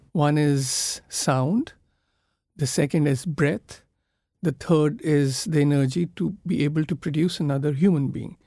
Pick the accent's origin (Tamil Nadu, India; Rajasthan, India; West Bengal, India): West Bengal, India; Kolkata; I come from Calcutta, which is considered to be now one of the most polluted cities in the world.